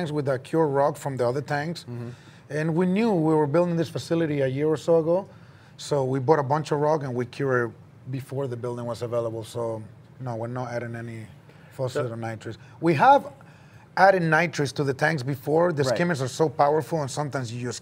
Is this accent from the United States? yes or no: no; Chile; moved away; I'm from Chile